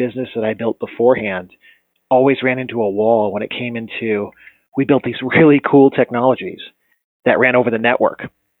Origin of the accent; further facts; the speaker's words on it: Colorado, United States; now in Phoenix, United States; No, I actually was originally from Colorado, but ironically enough, telecom divestiture of AT&T is what moved my family to Phoenix.